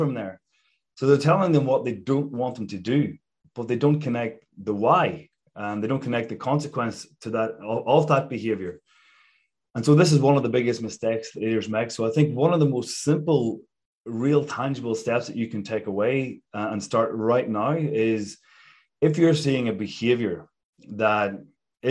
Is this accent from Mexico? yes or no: no; Ireland; moved away; I grew up back in Ireland